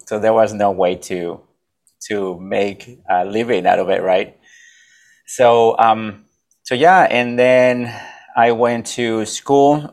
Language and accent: English; Mexico; now in United States; I'm from Mexico. I'm from a little town that nobody has heard about